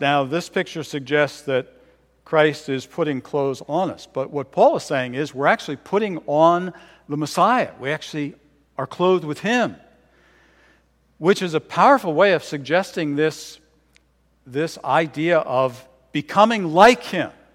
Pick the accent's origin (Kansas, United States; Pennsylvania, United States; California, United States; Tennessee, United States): Pennsylvania, United States; Philadelphia; also born or lived in Bedminster, Bucks County, Pennsylvania; I was born in Philadelphia, grew up there for a time, and when I was eleven years old, uh, my family moved to Bedminster, Bucks County